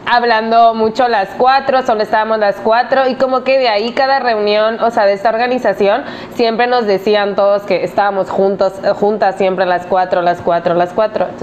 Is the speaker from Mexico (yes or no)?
yes; Mexico; also born or lived in Spain; soy española mexicana, ahora estoy viviendo en Ciudad del Carmen eh, y viví el año pasado en España, por lo cual a veces se me salen palabras